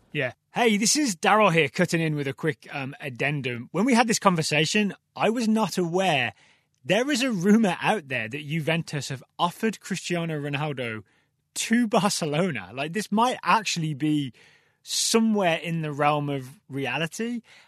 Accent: United States; us as American fans

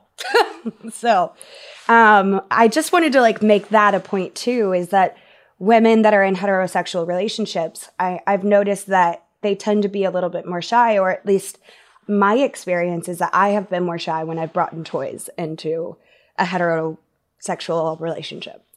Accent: Texas, United States; I grew up in Texas

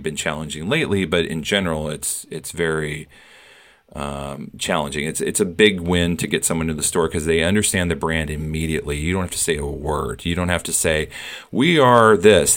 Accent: Iowa, United States; moved away as an adult; now in New York, United States; I was born and raised in Iowa. I moved to New York about thirty years ago

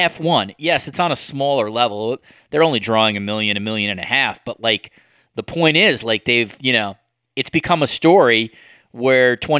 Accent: New York City, New York, United States; I grew up in New York City

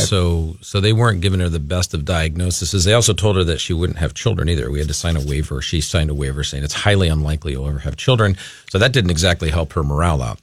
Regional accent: Los Angeles, California, United States; moved away as an adult; now in Minnesota, United States; we're originally from the Los Angeles area.

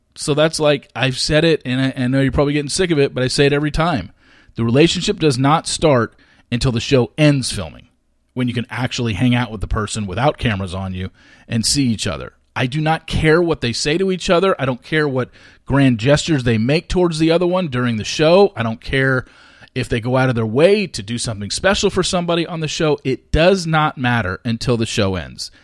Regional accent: Orange County, California, United States; I grew up in Orange County.

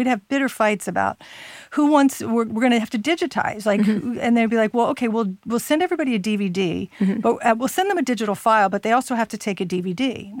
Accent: D.C., District of Columbia, United States; I grew up near Washington, D.C.

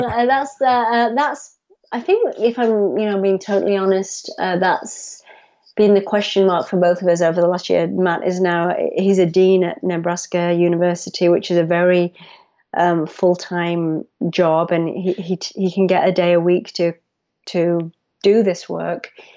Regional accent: England, United Kingdom; moved away as an adult; also born or lived in United States; I moved back to England. I had been in the U S for ten years

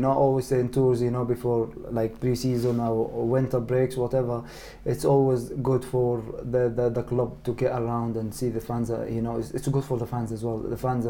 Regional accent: Egypt; English is a second language; especially, you know, my home country, you know, Egypt as well.

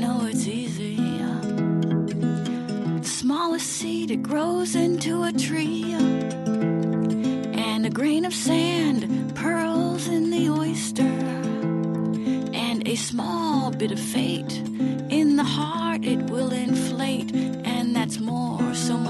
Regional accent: Germany; Again, growing up in Germany, learning German, being fluent in German, big fan of Bertolt Brecht.

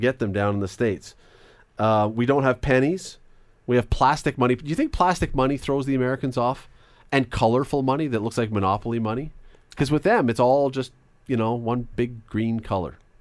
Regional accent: Canada; as a Canadian

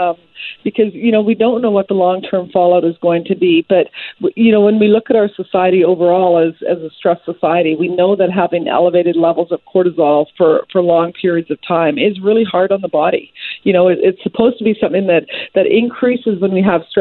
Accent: British Columbia, Canada; as British Columbians

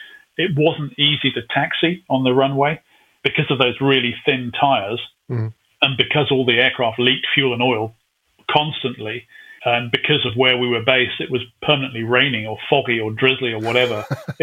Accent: United Kingdom; Again, being typically British, we put the Genie nuclear missile and we actually fitted it onto the side of the fuel tank.

